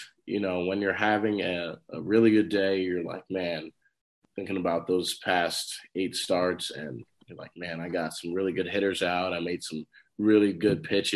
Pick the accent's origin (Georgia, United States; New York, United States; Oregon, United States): New York, United States; New Rochelle; growing up in New Rochelle, all I knew was baseball